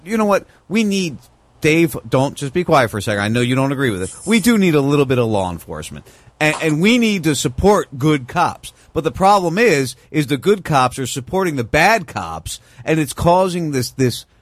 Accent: Punta Gorda, Florida, United States; my hometown? Uh, in Punta Gorda, Florida

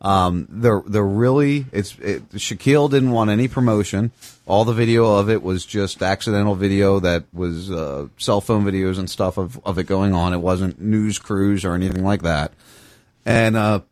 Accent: outside Philadelphia, New Jersey, United States; moved away; I grew up outside Philadelphia. Camden, New Jersey was, you know, a 20-minute drive from my house

